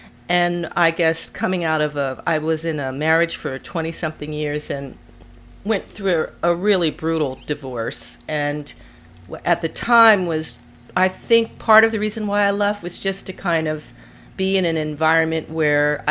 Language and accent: English; Philadelphia, Pennsylvania, United States; moved away as an adult; also born or lived in Woodstock, New York / Seattle; I'm originally from Philadelphia and currently living in Philadelphia, returning to Philadelphia after having not lived here for, like a long time, over 30 years.